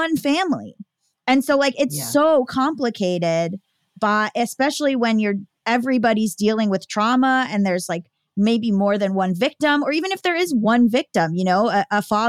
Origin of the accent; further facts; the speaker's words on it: near Parkland, Florida, United States; near my hometown